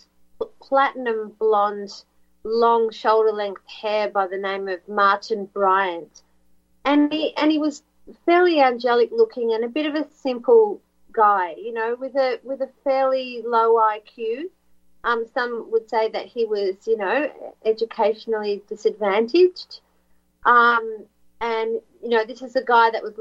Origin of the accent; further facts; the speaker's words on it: Australia; now we're on an island continent